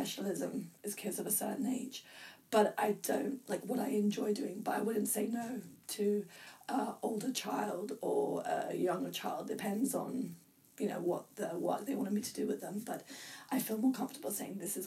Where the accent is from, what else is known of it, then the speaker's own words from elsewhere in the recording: England, United Kingdom; I was brought up in the UK, and I'm English, technically